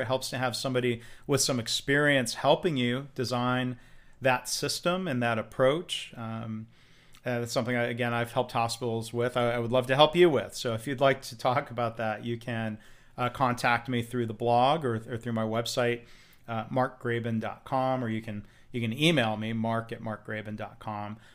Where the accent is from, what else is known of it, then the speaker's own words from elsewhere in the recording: Detroit, Michigan, United States; I grew up around Detroit